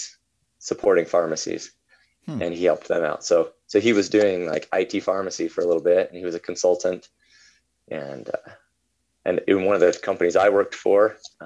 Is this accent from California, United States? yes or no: no; Utah, United States; moved away as an adult; I was born and raised in Utah until I was about 20 years old